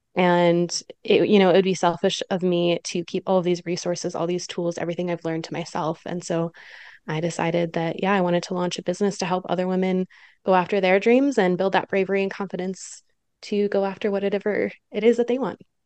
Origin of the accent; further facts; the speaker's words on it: Michigan, United States; now in Utah, United States; I'm originally from Michigan in the Midwest